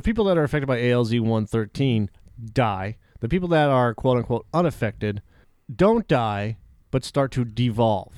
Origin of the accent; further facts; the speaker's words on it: Massachusetts, United States; I was born in Massachusetts